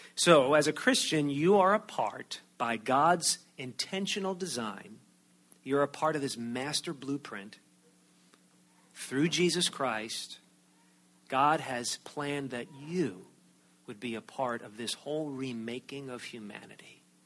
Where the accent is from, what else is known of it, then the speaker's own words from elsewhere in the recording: outside of New York City, United States; moved away; I grew up outside of New York City